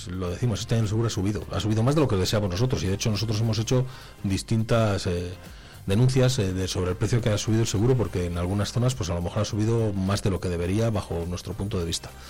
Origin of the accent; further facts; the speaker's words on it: Palencia, Castile and León, Spain; Vamos a ver, en Palencia somos la, provincia de Castilla y la segunda provincia de Castilla y León que más se asegura.